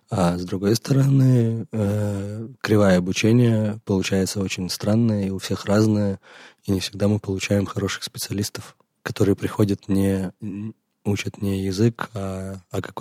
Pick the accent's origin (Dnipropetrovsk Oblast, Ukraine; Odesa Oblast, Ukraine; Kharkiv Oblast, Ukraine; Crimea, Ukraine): Crimea, Ukraine; now in Kyiv, Ukraine; оригинально мы оба из Крыма, теперь живем в Киеве. А, я недавно, другой … давно.